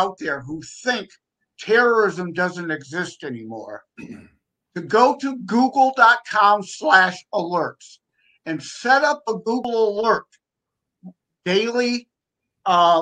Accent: Detroit, Michigan, United States; I'm from the Detroit, Michigan area

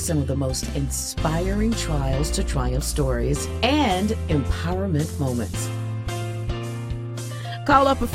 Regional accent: Tampa, Florida, United States; he's from my home state of Florida. I'm from Tampa

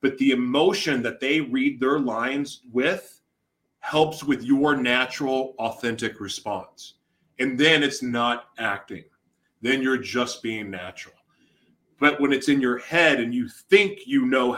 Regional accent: Oklahoma City, Oklahoma, United States; I grew up in Oklahoma City. I graduated from Westmore

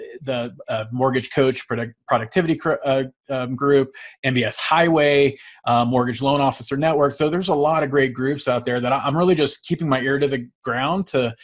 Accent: San Francisco Bay Area, California, United States; born or raised there; moved away as an adult; now in Utah, United States

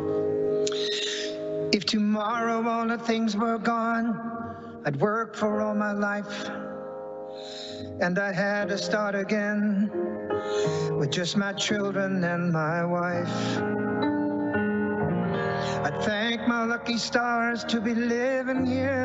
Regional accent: Sacramento, California, United States; I was raised in Sacramento, California

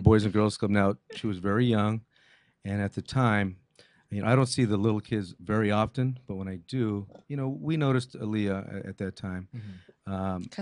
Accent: Montebello, California, United States; first language English; I was born in Montebello, California, 1961.

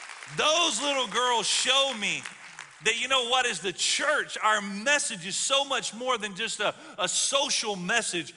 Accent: Alabama, United States; I'm from the South. I grew up in Alabama

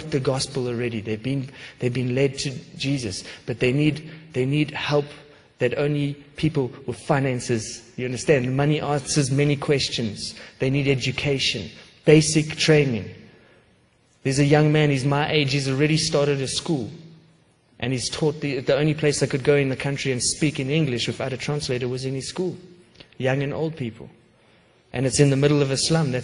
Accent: South Africa; moved away; I grew up in South Africa with a terrible racial divide.

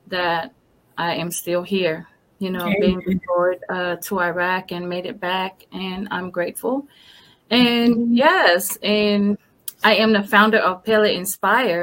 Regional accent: Samoa; now in Columbia, United States; It's the cloth that we have back home from my beautiful island of Samoa

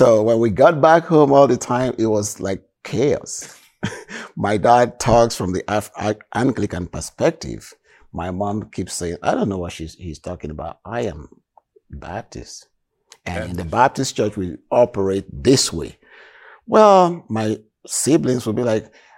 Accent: Warri, Delta, Nigeria; moved away as an adult; now in Canada; I was born in Delta, in a city called Warri

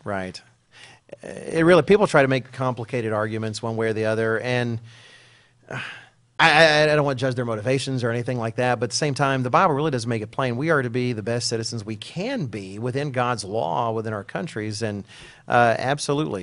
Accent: Texas, United States; speaking as an American and a Texan

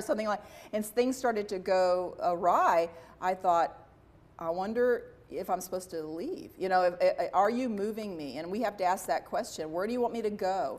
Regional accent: Dallas, Texas, United States; I was from Dallas

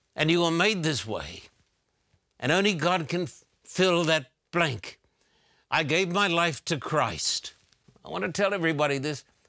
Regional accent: Brisbane, Queensland, Australia; when I was a teenager growing up in Brisbane, Australia

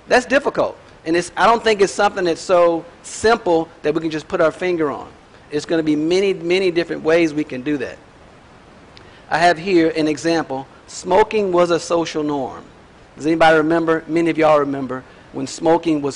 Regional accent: United States; I'm an American

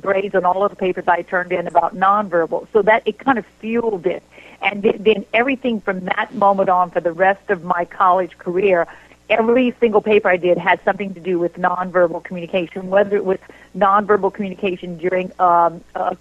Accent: Louisiana, United States; moved away as an adult; now in Houston, United States; I'm originally from Louisiana and went to college there and then ended up teaching college there and then moving to Houston. I live in Houston now

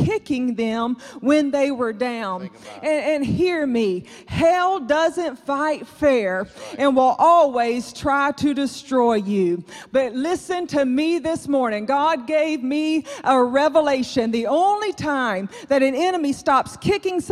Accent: South Georgia, United States; I grew up in South Georgia

